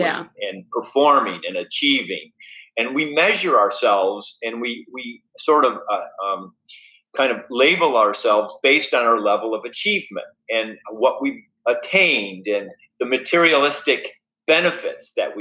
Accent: United States; who we are as Americans

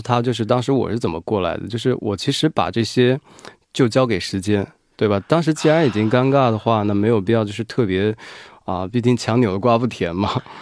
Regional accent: Wuhan, Hubei, China; now in South Korea; 我是武汉人嘛

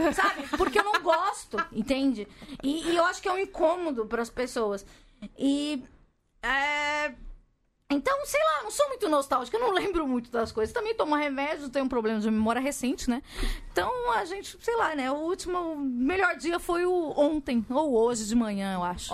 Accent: Capão Redondo, São Paulo, Brazil; eu nasci no Capão Redondo.

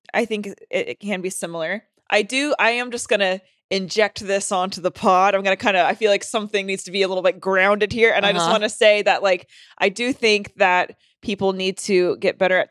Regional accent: the South, United States; Oh my God. I grew up in the South. I know that very well.

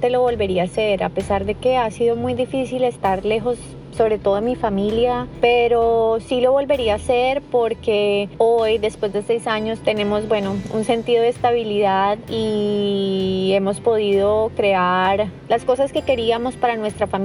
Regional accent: Colombia; moved away; Yo salí hace mucho tiempo de Colombia

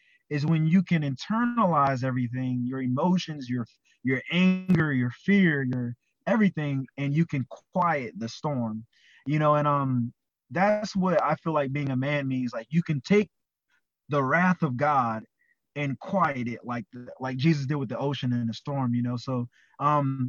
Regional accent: Charleston, South Carolina, United States; I'm from Charleston, South Carolina

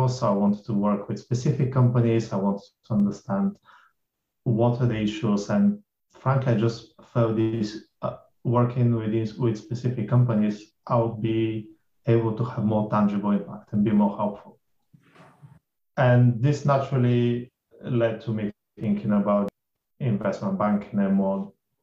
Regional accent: Bulgaria; moved away; I grew up in Bulgaria, that's very Eastern Europe

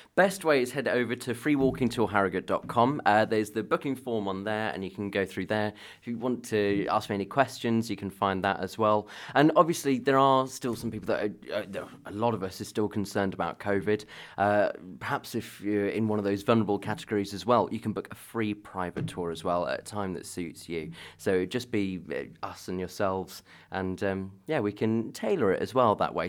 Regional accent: Devon, South West England, United Kingdom; moved away as an adult; also born or lived in London; now in Harrogate, United Kingdom; I grew up in Devon, although, uh, my dad's from Bradford, so I've got northern blood in me

